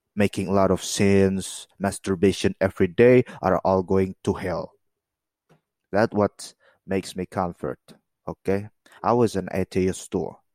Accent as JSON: {"language": "English", "area": "Caucasus", "region": "Chechnya", "country": "Russia", "said": "I'm from the Kafkas, okay? From the Chacha."}